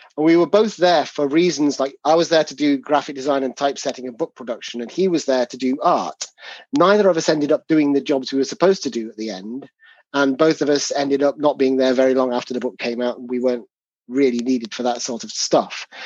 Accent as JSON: {"language": "English", "region": "England", "country": "United Kingdom", "said": "you can tell our accents apart, even though we're both English"}